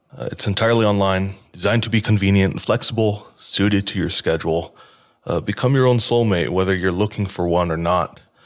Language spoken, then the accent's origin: English; Hawaii, United States; I grew up in Hawaii